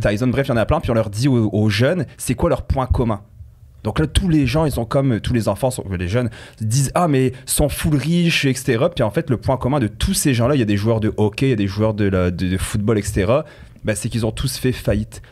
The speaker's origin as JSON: {"language": "French", "country": "France", "tie": "born or raised there", "also_born_or_lived": "Quebec, Canada", "accent": "French", "moved": "as an adult", "lives_now": "Canada", "said": "j'ai un petit accent euh, français pour ceux qui ne l'entendent pas. Donc j'ai vécu 18 ans en France, je suis arrivé ici"}